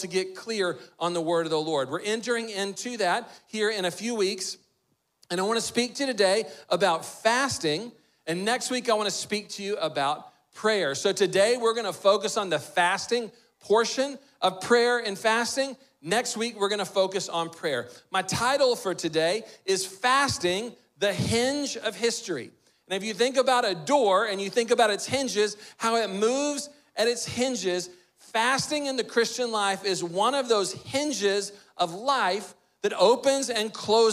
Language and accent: English; Texas, United States; someone growing up in Texas